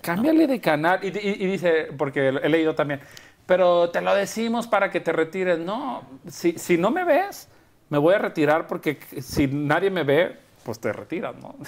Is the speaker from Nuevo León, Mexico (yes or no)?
no; Guadalajara, Jalisco, Mexico; moved away; also born or lived in Culiacán / Mexico City / Madrid; yo nací en Guadalajara y viví toda mi vida en Guadalajara